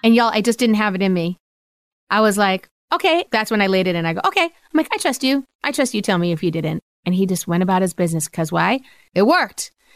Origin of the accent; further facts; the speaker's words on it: Rhode Island, United States; now in Pennsylvania, United States; I grew up in Rhode Island.